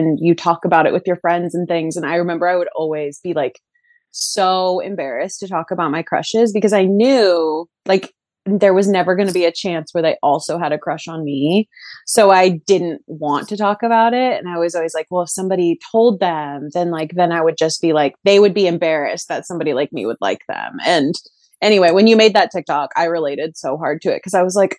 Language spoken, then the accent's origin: English; Southern Oregon, United States; so I'm from Oregon and I grew up in Southern Oregon.